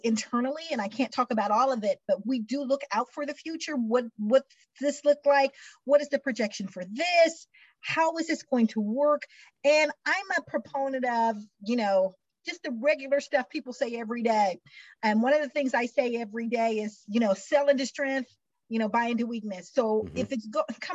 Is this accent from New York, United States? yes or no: no; Missouri, United States; I'm from Missouri, grew up in Missouri, where talk is cheap